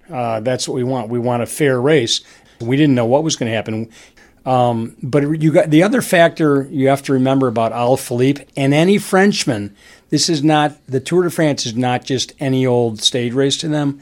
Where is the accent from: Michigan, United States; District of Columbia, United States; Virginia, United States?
Michigan, United States; Detroit; I grew up in Detroit.